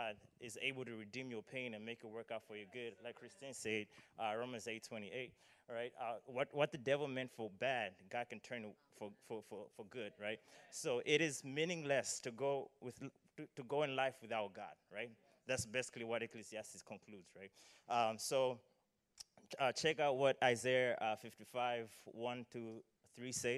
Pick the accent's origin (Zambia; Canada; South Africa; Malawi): Malawi; moved away; I am from Malawi, so excuse the accent if some words sound unfamiliar or or funny.